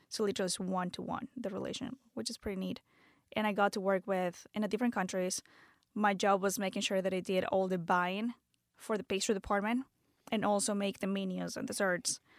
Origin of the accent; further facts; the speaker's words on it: Venezuela; English is a second language; moved away as an adult; also born or lived in Canada; now in United States; I'm from born and raised in Venezuela, moved to the States when I was twenty-one